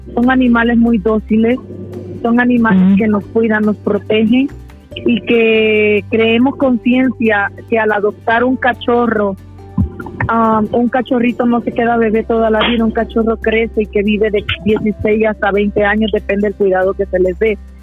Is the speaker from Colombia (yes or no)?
no; Puerto Rico; now in Mexico; soy originaria de Puerto Rico para los que no me conocen allá, pero estoy radicando en México